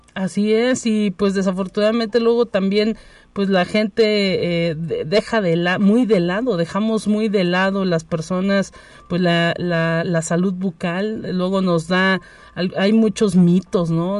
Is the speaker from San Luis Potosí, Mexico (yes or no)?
yes; San Luis Potosí, Mexico; los potosinos.